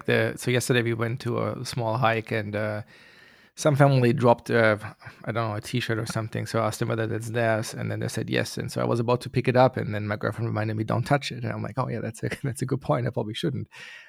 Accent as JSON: {"language": "English", "country": "Germany", "said": "Yes, I'm originally from Germany, yeah."}